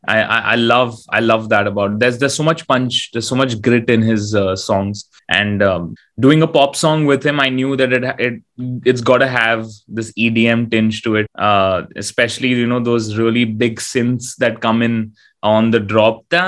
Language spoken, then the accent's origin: English; India; being an Indian artist